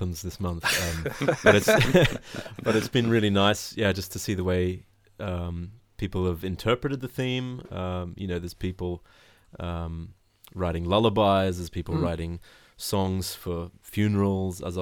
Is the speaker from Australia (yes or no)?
yes; Australia; moved away as an adult; now in Karlsruhe, Germany; I'm from Australia originally and live in Germany, southwest Germany, in Karlsruhe right now. I've been here for about 10 years